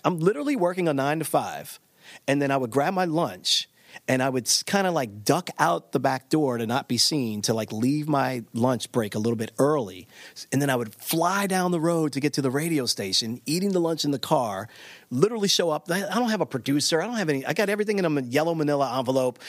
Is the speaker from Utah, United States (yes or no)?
no; Baltimore, Maryland, United States; I grew up in Baltimore, Maryland